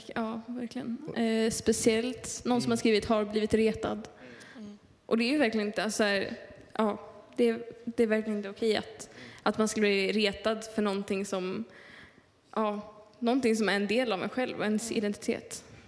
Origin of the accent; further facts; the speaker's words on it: Skåne, Sweden; kommer inte jag härifrån. Jag kommer från Skåne